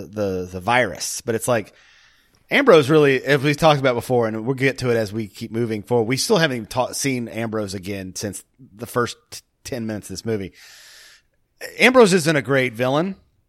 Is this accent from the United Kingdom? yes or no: yes; Scotland, United Kingdom; No, I'm Scottish.